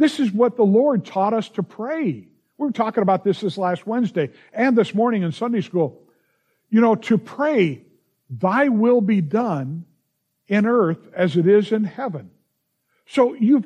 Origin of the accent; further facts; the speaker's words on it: Los Angeles, California, United States; growing up in the San Fernando Valley